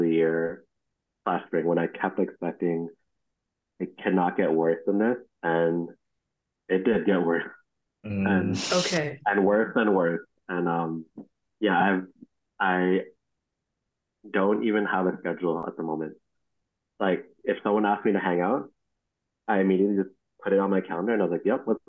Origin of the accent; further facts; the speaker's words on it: Toronto, Ontario, Canada; I grew up in Scarborough, and I'd like to speak for most Scarborough people